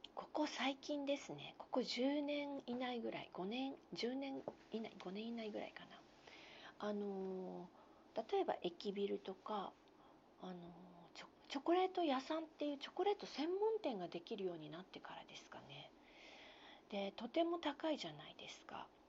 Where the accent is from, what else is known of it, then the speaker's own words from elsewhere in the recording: Aichi, Japan; 愛知県出身